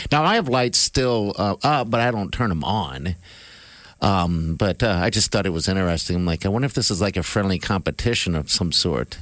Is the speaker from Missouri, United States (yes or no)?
no; Omaha, Nebraska, United States; we're from Omaha